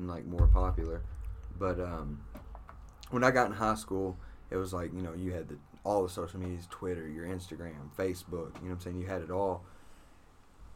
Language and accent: English; Indiana, United States; I'm from Indiana